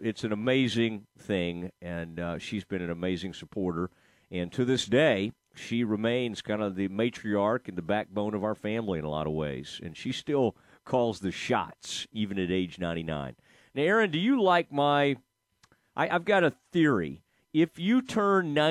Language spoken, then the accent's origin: English; Kaufman, Texas, United States; the home where I grew up in Kaufman, Texas